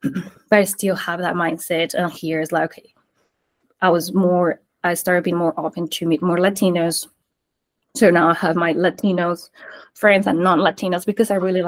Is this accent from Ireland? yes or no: no; Colombia; born there; English is a second language; Like, I know I was born in Colombia, but I have moved so many, like I have lived in so many places that I didn't know where I was or where I was from.